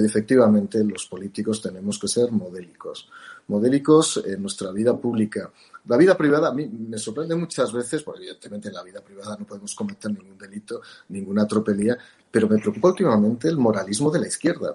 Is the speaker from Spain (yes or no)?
yes; Spain